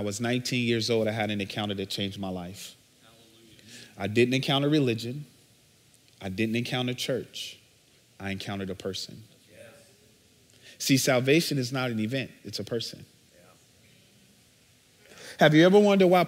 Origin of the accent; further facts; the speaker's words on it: Chicago, Illinois, United States; So I'm originally from Chicago, born and bred. I grew up on the south side